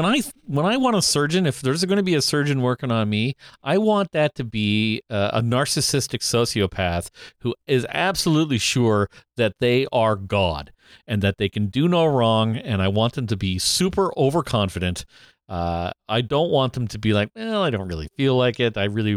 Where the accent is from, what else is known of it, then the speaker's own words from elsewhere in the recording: Canada; I am Canadian.